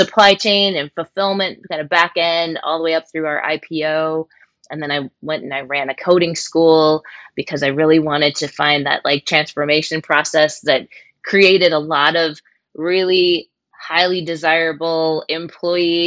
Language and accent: English; Michigan, United States; I grew up in Michigan and I was surrounded by the auto industry